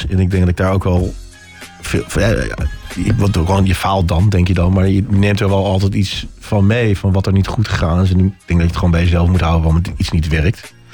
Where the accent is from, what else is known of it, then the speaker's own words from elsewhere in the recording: Huizen, North Holland, Netherlands; moved away as an adult; also born or lived in Amsterdam; now in Haarlem, Netherlands; ik ben echt import. Ik, eh, ik ben in het gooi opgegroeid. Ah. Mijn ouders wonen in Huizen.